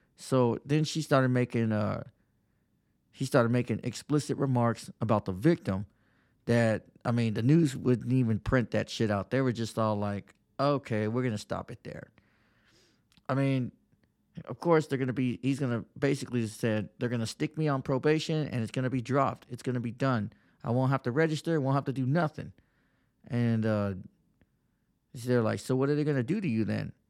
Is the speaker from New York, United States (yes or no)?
no; Texas, United States; moved away as an adult; now in Pennsylvania, United States